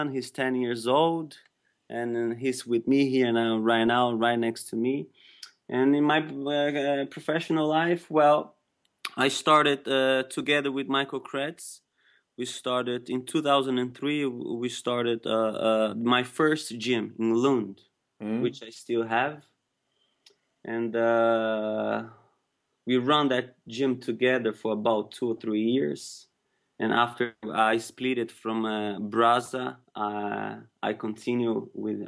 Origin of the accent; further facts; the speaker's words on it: São Paulo, Brazil; moved away as an adult; also born or lived in Fort Lauderdale, Florida; now in Sweden; I'm born and raised in Brazil, São Paulo, Brazil